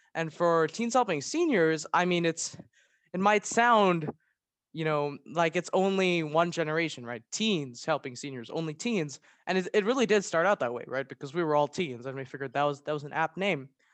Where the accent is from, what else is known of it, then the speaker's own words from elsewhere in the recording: Maryland, United States; I'm a junior from Maryland